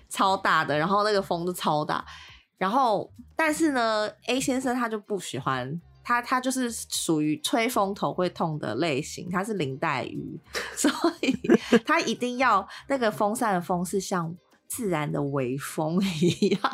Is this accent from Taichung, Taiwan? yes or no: no; Tainan, Taiwan; moved away as an adult; now in Taipei, Taiwan; 因为我台南人嘛